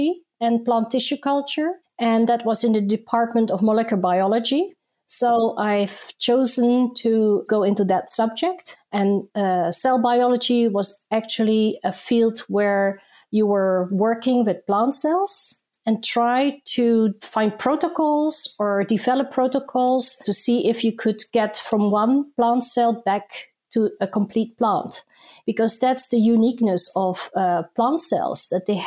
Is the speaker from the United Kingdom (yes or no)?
no; Netherlands; also born or lived in Indonesia; I was born in Indonesia, where I grew up and lived until I was 9 years old, and then we moved with my family to the Netherlands. So there I went to school and I also started my university career